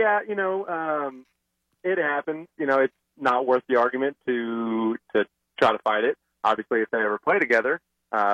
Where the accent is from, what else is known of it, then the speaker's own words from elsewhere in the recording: Nashville, Tennessee, United States; I was born and raised in the Nashville area.